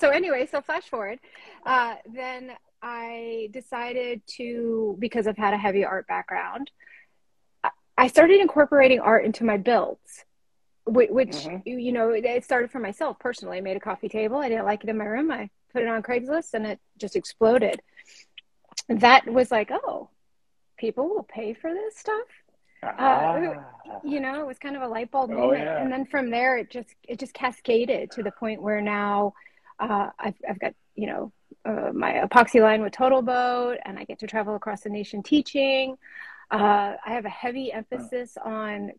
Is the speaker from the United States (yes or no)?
yes; Alaska, United States; growing up in Alaska